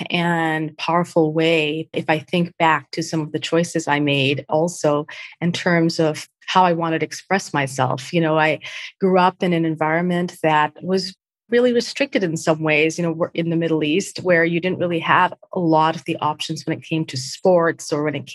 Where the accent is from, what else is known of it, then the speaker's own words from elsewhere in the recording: Mumbai, Maharashtra, India; born there; Well, … started or was born in, in Mumbai to parents who are from Goan and Portuguese heritage.